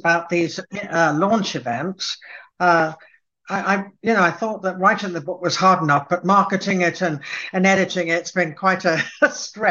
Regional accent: Cambridge, East of England, United Kingdom; born there; Well, I was born in Cambridge, and both my parents were Scottish from the Lowlands. And we moved around quite a lot. So I was educated in England

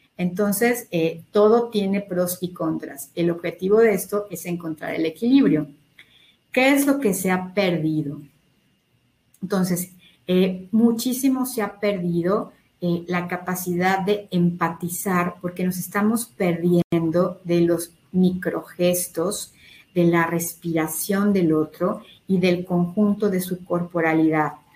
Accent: Mexico; todos somos mexicanos

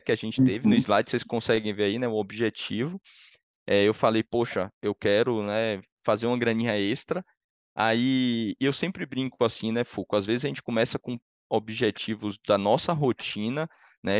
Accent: Salvador, Bahia, Brazil; moved away as an adult; now in São Paulo, Brazil; eu sou de Salvador, né? Moro em São Paulo há 12 anos

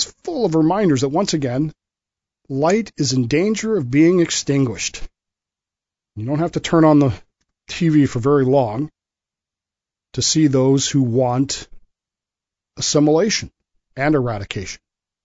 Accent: United States; I'm an American

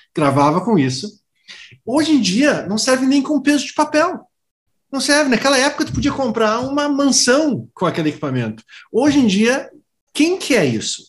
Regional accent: Philadelphia, Pennsylvania, United States; Portuguese is a second language; moved away as an adult; now in Brazil; a minha mãe é brasileira, meu pai é americano. Eu nasci lá, na Filadélfia.

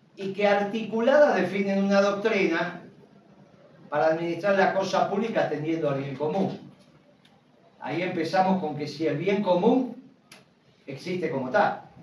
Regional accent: Argentina

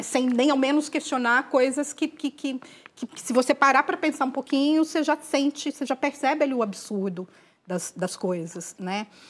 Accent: interior of Minas Gerais, Brazil; Eu sou mineira, né, então criada no interior de Minas

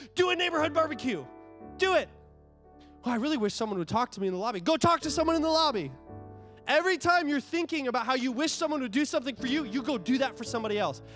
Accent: United States; I'm an American

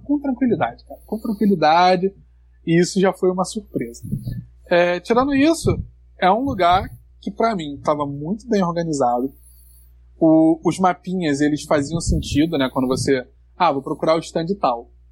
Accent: Brazil; o cara perguntou de onde você é. Eu falei, pô, do Brasil

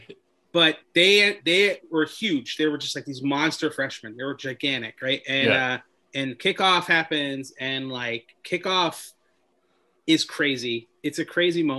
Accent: Jersey City, New Jersey, United States; when I grew up in Jersey City

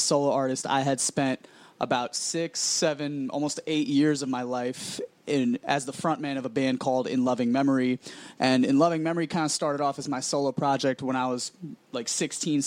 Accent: New York City, New York, United States; I'm born and raised in Woodside, 7 Train

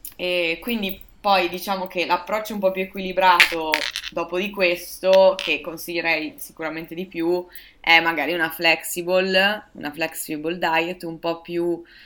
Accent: Verona, Veneto, Italy; sono di Verona.

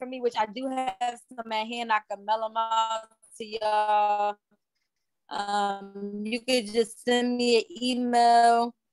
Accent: Newark, New Jersey, United States; I'm from Newark. Yep. I used to live on 15th Street and Avon Avenue.

